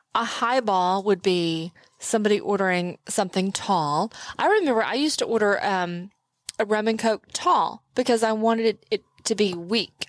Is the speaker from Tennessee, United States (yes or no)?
no; Texas, United States; I'm from Texas